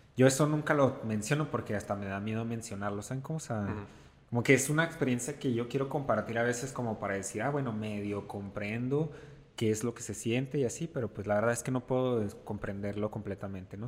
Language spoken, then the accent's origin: Spanish; Mexico; soy pues completamente mexicano, como el mexicano tradicional